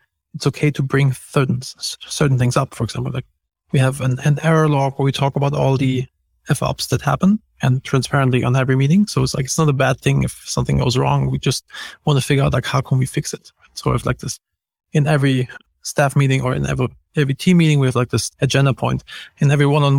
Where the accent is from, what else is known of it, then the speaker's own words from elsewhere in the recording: Germany; moved away; I'm from Germany and we're very direct